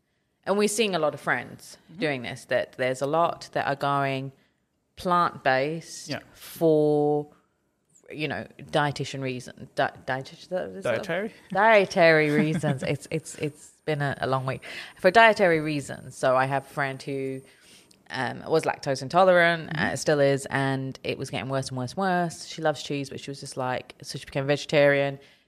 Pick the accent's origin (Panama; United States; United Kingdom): United Kingdom; everybody who knows me knows how much I don't like Lewis Hamilton, despite being British.